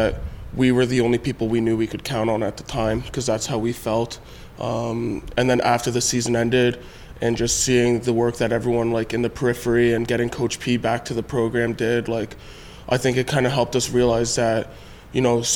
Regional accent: Toronto, Ontario, Canada; I'm from Toronto

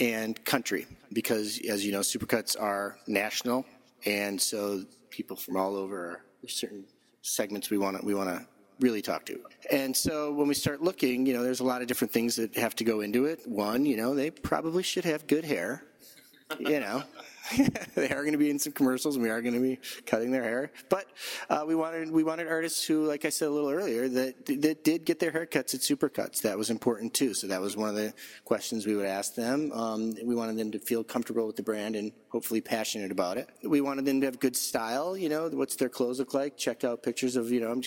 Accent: Chicago, Illinois, United States; as a Chicagoan

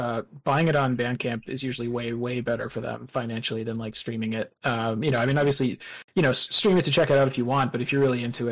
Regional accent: Southern New Hampshire, United States; where I grew up in Southern New Hampshire

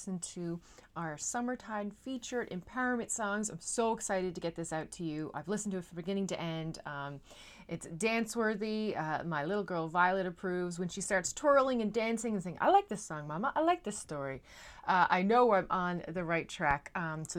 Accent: Newfoundland and Labrador, Canada; now in Netherlands; I am a Newfoundlander and Canadian coming to you from a city just south of Amsterdam

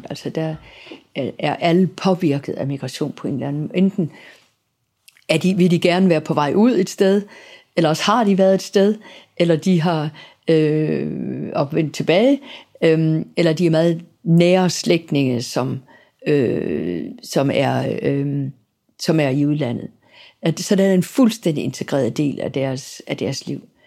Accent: Southern Denmark, Denmark; selvom jeg er sønderjyde, så har Sønderjylland jo været Danmark nu i mange år efterhånden. Og øhm, jeg taler jo helt klart et dansk, som er præget af, at jeg ikke er fra København.

